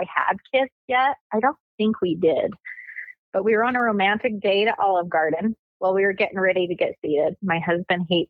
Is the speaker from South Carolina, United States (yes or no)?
no; Utah, United States; I'm from Utah